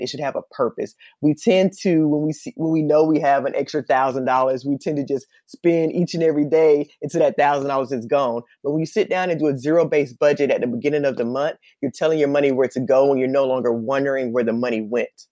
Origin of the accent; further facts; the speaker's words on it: Columbus, Georgia, United States; moved away as an adult; also born or lived in Atlanta, Georgia; now in Los Angeles, United States; I'm actually from Columbus, Georgia, and I moved to Los Angeles, California